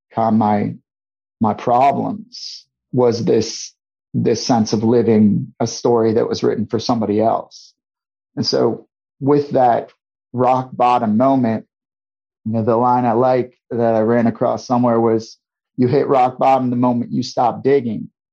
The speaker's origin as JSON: {"language": "English", "town": "St. Louis", "region": "Missouri", "country": "United States", "tie": "born or raised there", "also_born_or_lived": "Guam", "moved": "as an adult", "said": "my hometown of St. Louis, Missouri"}